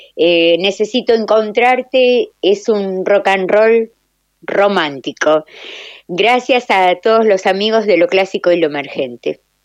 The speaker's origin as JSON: {"language": "Spanish", "town": "Lanús", "region": "Buenos Aires Province", "country": "Argentina", "tie": "born or raised there", "moved": "yes", "lives_now": "Patagonia, Argentina", "said": "si bien vivo en el sur, vivo en la Patagonia, soy de Valentina Alcina, soy de Lanús"}